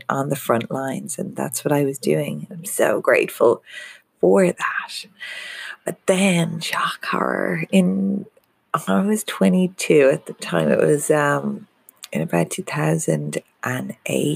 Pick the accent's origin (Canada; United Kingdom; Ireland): Ireland; I'm Irish